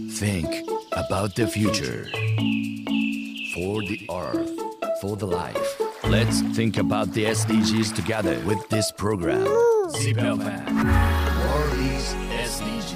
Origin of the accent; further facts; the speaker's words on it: Nagoya, Aichi, Japan; also born or lived in Tokyo; 僕地元名古屋です